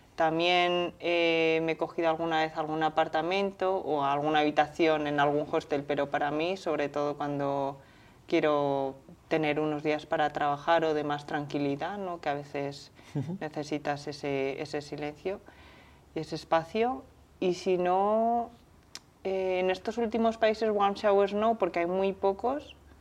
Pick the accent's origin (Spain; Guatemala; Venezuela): Spain; Zaragoza, Aragon; yo como soy de Zaragoza